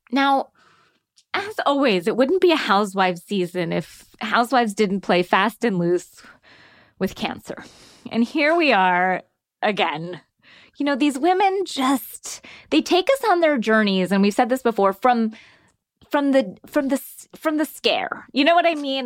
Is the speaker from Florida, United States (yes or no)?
yes; Florida, United States; I grew up in Florida.